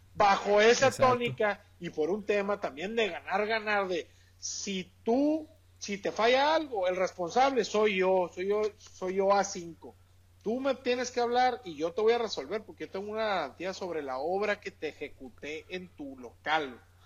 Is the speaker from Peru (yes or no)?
no; Sonora, Mexico; como buen sonorense